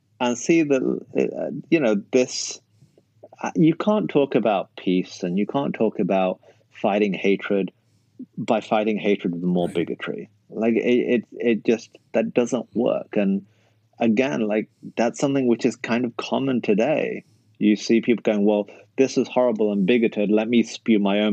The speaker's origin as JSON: {"language": "English", "country": "United Kingdom", "tie": "born or raised there", "also_born_or_lived": "Canada / United States", "moved": "as an adult", "said": "when you grow up in an ethnic minority in the UK, like the Pakistani community"}